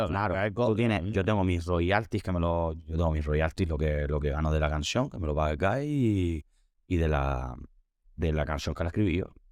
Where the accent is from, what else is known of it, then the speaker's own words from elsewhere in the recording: Spain; soy el primer español que canta en directo en Tomorrowland